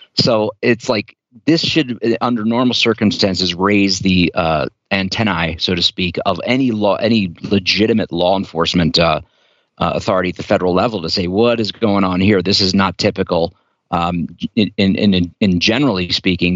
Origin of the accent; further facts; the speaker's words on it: Delaware, United States; from my home state as well.